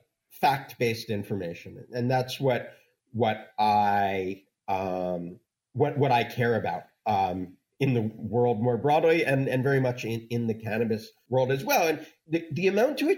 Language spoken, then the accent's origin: English; Los Angeles, California, United States; My hometown paper, the LA Times